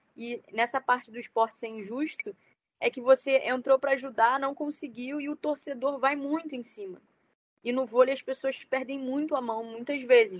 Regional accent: Rio de Janeiro, Brazil; eu sou do Rio, né? Eu moro aqui

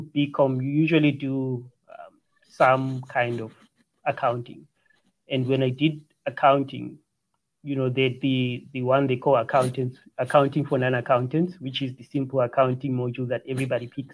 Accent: Bulawayo, Zimbabwe; now in South Africa; grew up in the townships, just the streets of Bulawayo, Zimbabwe

